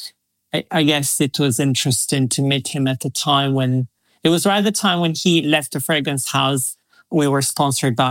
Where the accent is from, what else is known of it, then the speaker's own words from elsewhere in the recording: Verona, Veneto, Italy; moved away as an adult; also born or lived in Miami / Milan; I grew up in a very, very beautiful Shakespearean town called Verona.